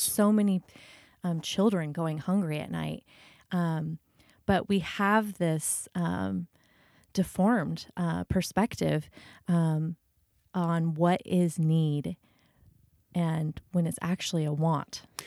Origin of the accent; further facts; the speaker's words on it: United States; as an American